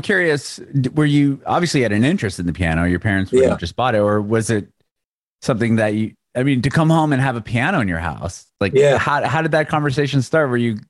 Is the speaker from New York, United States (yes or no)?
no; San Diego, California, United States; moved away as an adult; also born or lived in San Francisco Bay Area; now in Nashville, United States; I'm from California. I'm from San Diego originally, but I spent a handful of years in San Francisco in the Bay Area